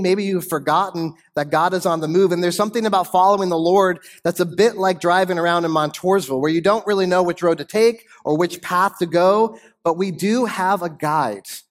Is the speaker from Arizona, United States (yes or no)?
yes; Arizona, United States; I moved with my family west to Arizona in nineteen eighty-six. I was nine, ten years old